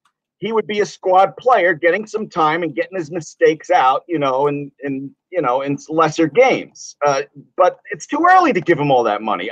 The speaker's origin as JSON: {"language": "English", "region": "New York", "country": "United States", "said": "I'm calling you from New York."}